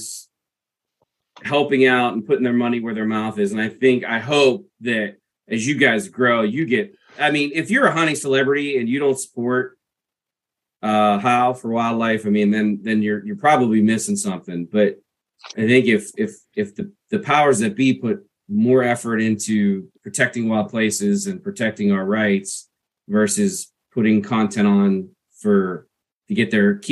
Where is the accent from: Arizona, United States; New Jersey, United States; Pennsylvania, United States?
Pennsylvania, United States; growing up in Pennsylvania